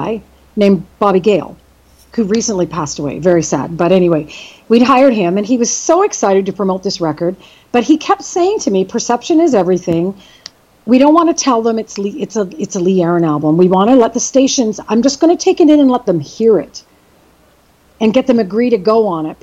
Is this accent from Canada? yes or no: yes; Brampton, Ontario, Canada; moved away as an adult; also born or lived in Belleville, Ontario / Winnipeg, Manitoba / Toronto; now in West Coast, Canada; when I was about 10 years old, I moved to the Brampton area, and I grew up and went to high school there